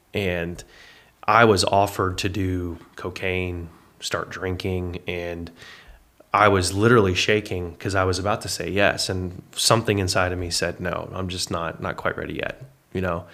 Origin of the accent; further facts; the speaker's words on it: Paris, Texas, United States; also born or lived in Indiana / Oklahoma City / Arlington, Texas; I was raised in Paris, Texas, from two thousand one to two thousand seven, or nineteen ninety-nine to two thousand seven as a boy